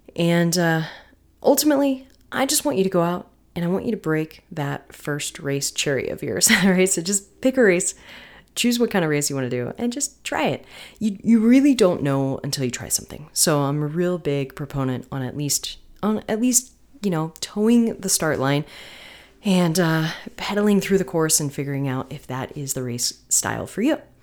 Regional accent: Florida, United States; moved away; also born or lived in North Carolina; Florida, where there are no mountains, which is my home state.

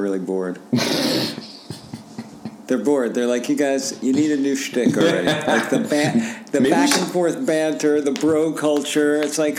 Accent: New Jersey, United States; I'm from New Jersey.

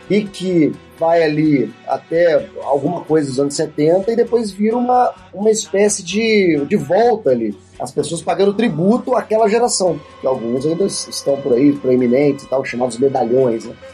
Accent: Brazil; Eu sou brasileiro, não sou russo.

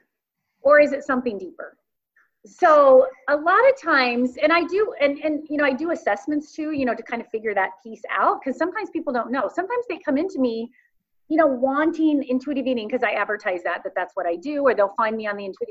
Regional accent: Kansas, United States; I grew up in Kansas on a farm

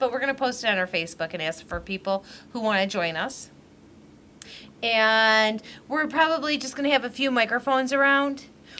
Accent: Wyandotte, Michigan, United States; born or raised there

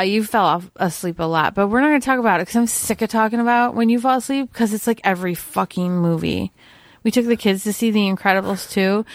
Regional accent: New York, United States; my home state of New York

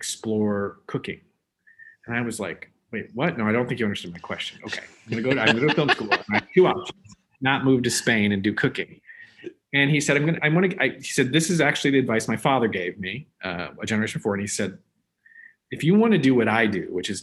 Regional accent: Omaha, Nebraska, United States; I grew up in Omaha, Nebraska.

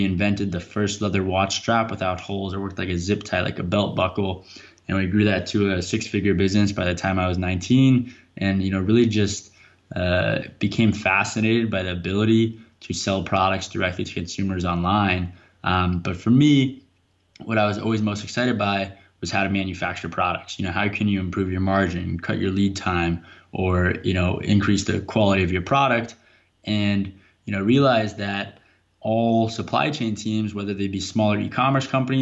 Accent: Bethesda, Maryland, United States; I grew up in Bethesda, Maryland, right outside Washington, D.C.

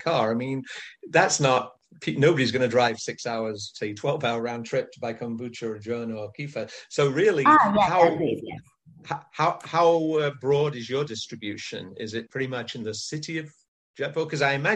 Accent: England, United Kingdom; moved away as an adult; now in California, United States; I live in the US now for many years, but I grew up in England

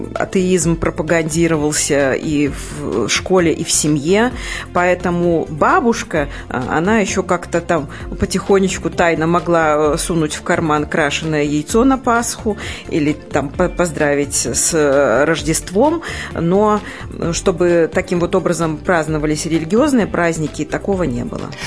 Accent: Pastavy, Vitebsk Region, Belarus; костел, э, который был в моем родном городе

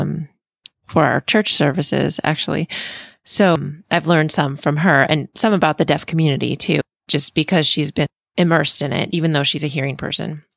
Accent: Pennsylvania, United States; I'm from Pennsylvania

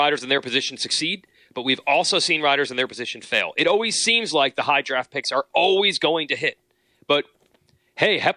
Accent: New Jersey, United States; moved away as an adult; also born or lived in West Virginia; I grew up in New Jersey

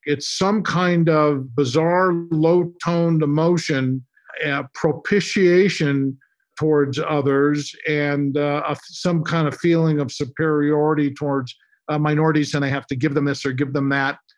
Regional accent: San Francisco, California, United States; I'm originally from San Francisco. I'm a San Francisco boy

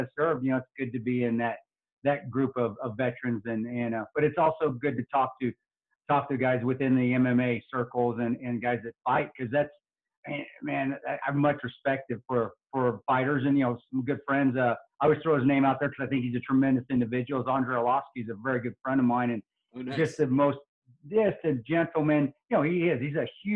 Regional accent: Alamosa, Colorado, United States; I was born in Alamosa, Colorado, and I grew up in the country

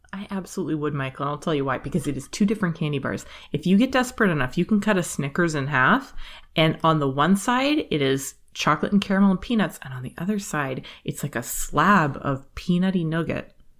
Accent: Canada; as a Canadian

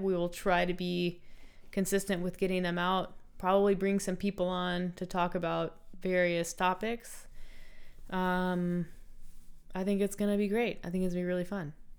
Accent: United States; moved away; I'm American

